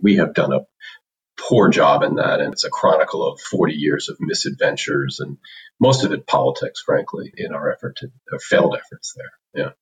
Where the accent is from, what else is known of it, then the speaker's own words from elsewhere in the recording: commuter town to New York, East Coast, United States; moved away as an adult; also born or lived in Illinois; I grew up on the East Coast uh, in the tri state area, which meant uh, we lived in a commuter's town to New York.